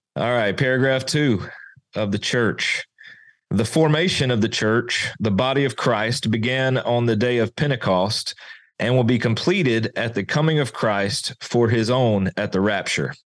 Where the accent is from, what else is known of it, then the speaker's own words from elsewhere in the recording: Mississippi, United States; moved away; also born or lived in Arkansas; I'm from Arkansas, originally from Mississippi, so deep south